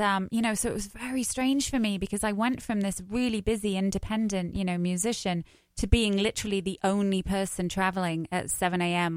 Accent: London, United Kingdom; accent: English; moved away as an adult; now in United States; I'm from wh- South East London. All right. So I used to talk like Adele

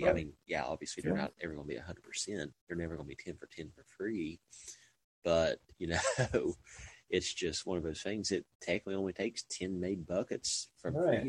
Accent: United States; growing up in Washington as a kid

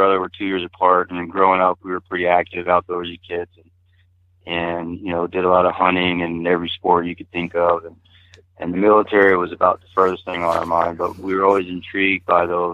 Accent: Texas, United States; now in Montana, United States; I grew up in a little town about an hour northeast of Beaumont

